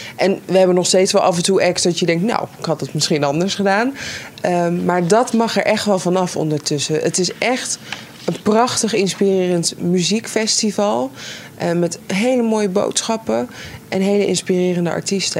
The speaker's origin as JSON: {"language": "Dutch", "country": "Netherlands", "said": "We, we zijn Nederlanders"}